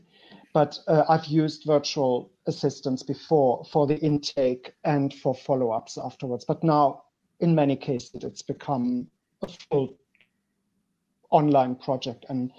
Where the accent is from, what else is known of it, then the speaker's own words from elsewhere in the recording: Germany; moved away as an adult; now in Belgium; I studied in Germany. I'm originally from Germany.